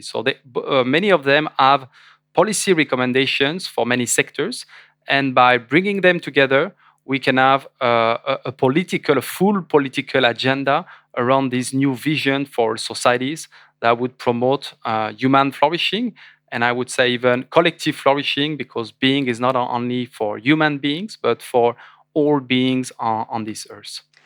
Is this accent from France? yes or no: yes; France; I was French